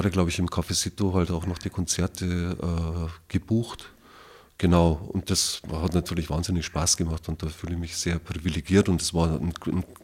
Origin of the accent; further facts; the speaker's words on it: Wasserburg, Bavaria, Germany; Ich bin in Wasserburg geboren tatsächlich und war dann aber von 2000 bis 2017 ein bisschen im Exil, kann man sagen. Also habe nicht in Wasserburg gewohnt. Vorher die meiste Zeit schon. Und ja, also Wasserburg ist meine Stadt, auf jeden Fall.